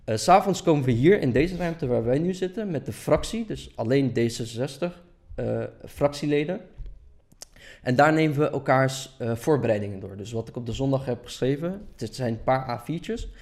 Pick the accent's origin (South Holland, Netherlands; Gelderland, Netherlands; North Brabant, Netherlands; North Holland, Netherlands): South Holland, Netherlands; Delft; also born or lived in Erbil, Iraq; ik ben in Holeer geboren en eh, veel mensen die niet Koerdisch zijn kennen het als Erbil